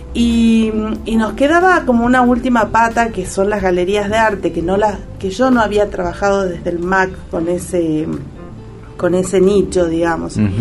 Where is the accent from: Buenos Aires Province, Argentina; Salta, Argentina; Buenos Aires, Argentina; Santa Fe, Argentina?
Salta, Argentina; nos identifican como salteños